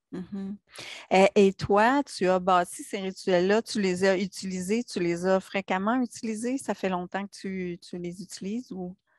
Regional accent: Quebec, Canada; en tant que petite Québécoise

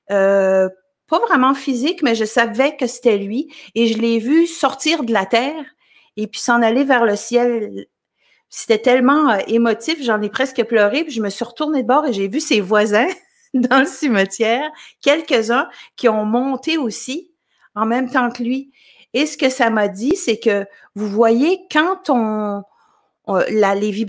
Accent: L'Ascension, Quebec, Canada; me suis euh, vue dans mon village natal qui s'appelle l'Ascension au Québec. Je sais qu'il y a deux l'Ascension. Il y en a un au Saguenay-Lac-Saint-Jean, il y en a un en Gaspésie aussi. Mais moi, je viens de, de la Gaspésie, l'Ascension.

